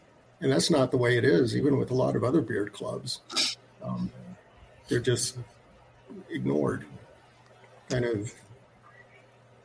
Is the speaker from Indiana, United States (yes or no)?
no; South Florida, United States; I grew up in South Florida